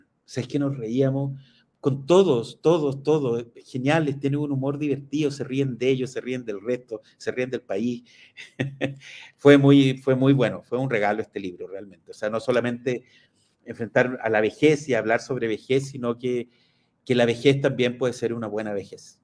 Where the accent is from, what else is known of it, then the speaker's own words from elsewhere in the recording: Chile; quiénes somos los chilenos